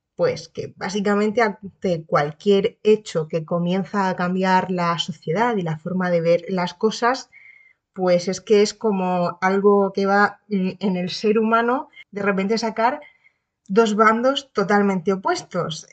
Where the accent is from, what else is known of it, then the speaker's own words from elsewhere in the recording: Region of Murcia, Spain; also born or lived in Cartagena; soy de Murcia, pero mm, región, vivir, vivo en Cartagena